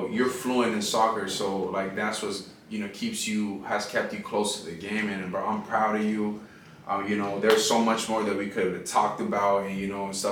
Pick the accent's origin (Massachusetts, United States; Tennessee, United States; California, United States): California, United States; Pasadena; from Pasadena, you know, which is my hometown